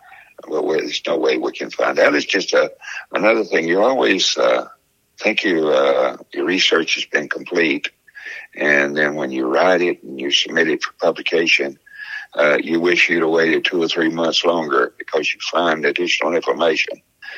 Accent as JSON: {"language": "English", "region": "Alabama", "country": "United States", "tie": "born or raised there", "also_born_or_lived": "West Texas", "moved": "yes", "said": "growing up in Alabama"}